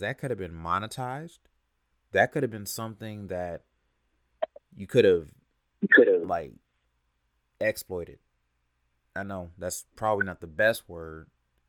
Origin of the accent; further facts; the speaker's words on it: California, United States; now in Atlanta, United States; I'm originally from California, but I've spent a lot of years, almost half my life in Atlanta